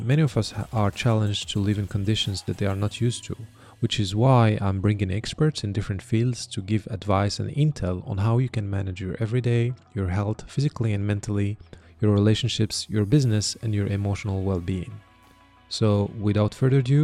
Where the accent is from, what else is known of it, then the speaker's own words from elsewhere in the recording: Morocco; We're both from there.